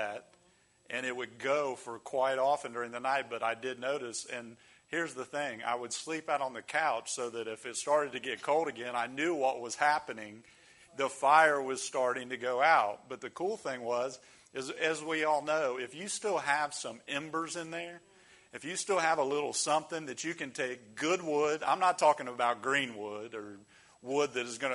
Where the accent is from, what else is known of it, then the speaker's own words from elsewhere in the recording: Ohio, United States; moved away as an adult; also born or lived in the South; I grew up in Ohio, and it got very cold, really cold